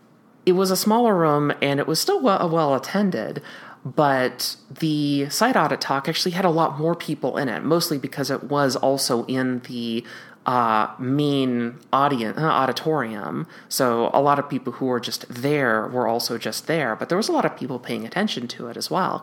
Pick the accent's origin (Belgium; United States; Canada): United States; Minnesota; I mean, I was there from Minnesota